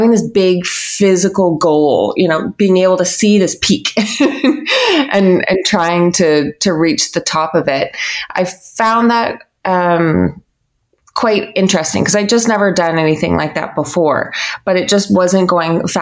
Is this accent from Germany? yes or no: no; Canada; I grew up in Canada, a pretty privileged, normal life